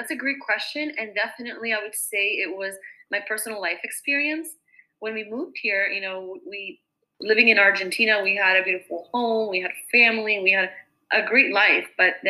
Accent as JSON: {"language": "English", "region": "California", "country": "United States", "tie": "born or raised there", "said": "And I grew up in Orange County, California in the 1990s."}